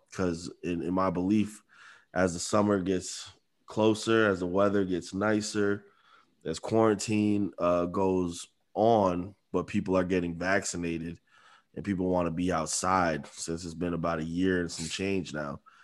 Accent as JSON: {"language": "English", "town": "Amherst", "region": "Massachusetts", "country": "United States", "tie": "born or raised there", "said": "we're townies, we're from Amherst"}